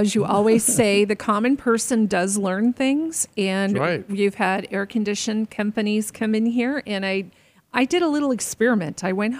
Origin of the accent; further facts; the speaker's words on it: Arizona, United States; Growing up in Arizona, we always had pools.